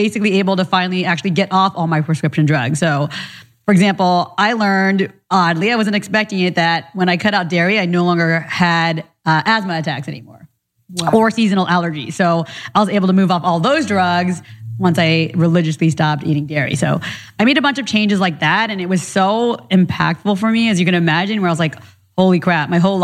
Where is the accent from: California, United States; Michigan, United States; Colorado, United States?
California, United States; Orange County; also born or lived in Orlando, Florida; I was born in Florida, but grew up in Orange County in Little Saigon, not too far from here